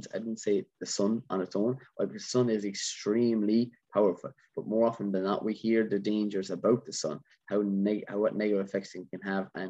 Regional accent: Ireland; being an Irishman

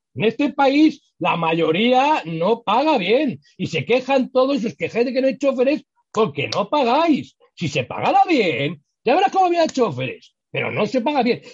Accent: Spain; fuimos los españoles

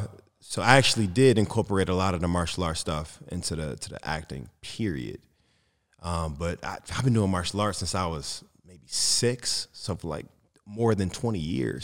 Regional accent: Detroit, Michigan, United States; I come from Detroit

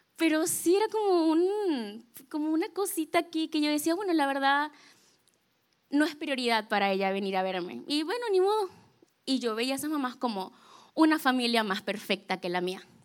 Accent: Venezuela; yo soy de Venezuela

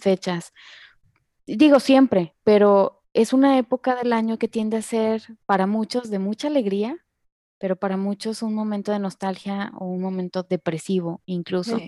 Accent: Monterrey, Nuevo León, Mexico; also born or lived in Guadalajara; yo nací aquí en Monterrey, pero nos fuimos a Guadalajara un tiempo, seis años, y luego regresamos a Monterrey.

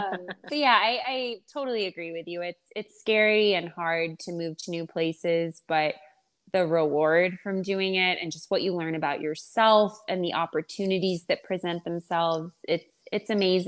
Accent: Georgia, United States; born or raised there; accent: Southern; moved away as an adult

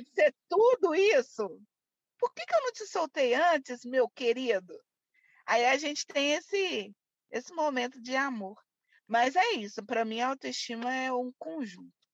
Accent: Belo Horizonte, Minas Gerais, Brazil; Eu nasci e cresci aqui em Belo Horizonte mesmo, Minas Gerais

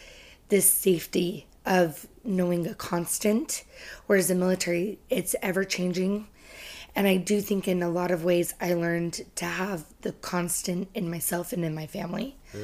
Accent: California, United States; also born or lived in England / Missouri; Well, my family was military, and so I spent for 6 years of my life in England, and then we moved to Missouri for 2 years, and then California is where I did junior high and high school.

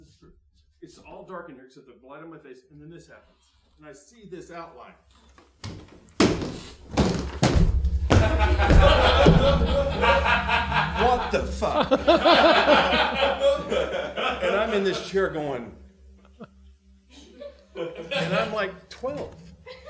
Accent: the South, United States; I grew up in the South

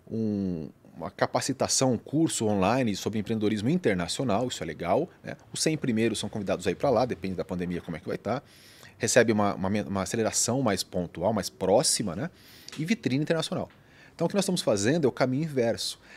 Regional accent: Bauru, São Paulo, Brazil; also born or lived in Cuiabá / Jundiaí / Abu Dhabi / Florianópolis; Eu sou de Bauru, né? Sou paulista também.

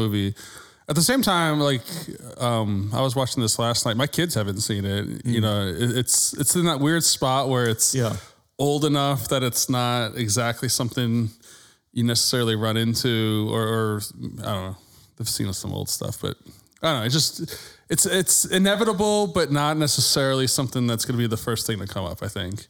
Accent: Massachusetts, United States; I grew up in Massachusetts

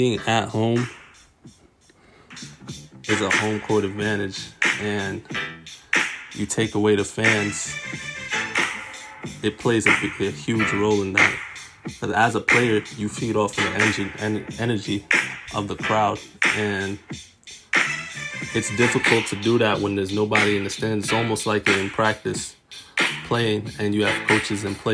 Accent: New York City, New York, United States; I'm from Brooklyn, New York.

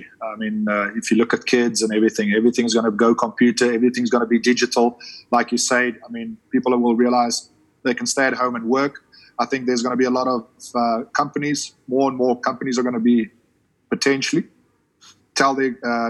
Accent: South Africa; moved away as an adult; I'm always a South African.

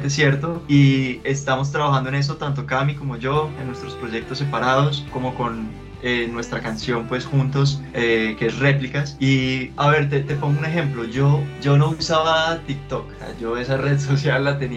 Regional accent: Cúcuta, Norte de Santander, Colombia; soy cucuteño.

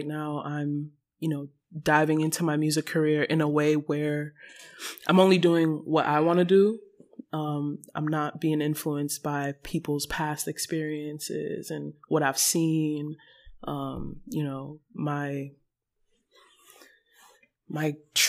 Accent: Nigeria; moved away; Growing up in Nigeria, very religious household

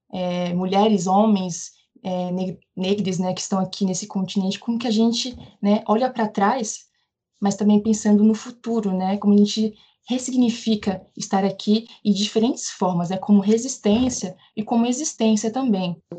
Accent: Juazeiro, Bahia, Brazil; now in São Paulo, Brazil; é, eu nasci em Juazeiro, na Bahia, em 1990, tenho 30 anos. Estou aqui em São Paulo, já moro aqui há bastante tempo. Então, eu estou dentro de uma, né, da diáspora, dentro de uma outra diáspora que é vindo do Nordeste para o Sudeste.

